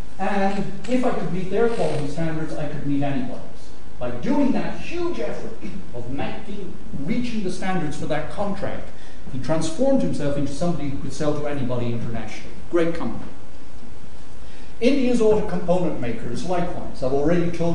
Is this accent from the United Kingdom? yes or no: no; Ireland; I'm Irish